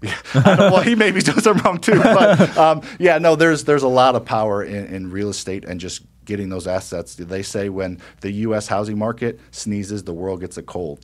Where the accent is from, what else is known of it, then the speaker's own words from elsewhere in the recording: Midwest, United States; I grew up in the Midwest, m, lower middle class